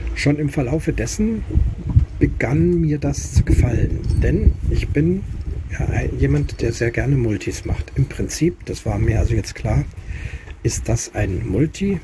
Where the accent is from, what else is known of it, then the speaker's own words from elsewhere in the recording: Munich, Bavaria, Germany; moved away; in meiner Heimatstadt München, also meiner Geburtsstadt München, jetzt momentan aktuell nicht Heimatstadt, aber Geburtsstadt München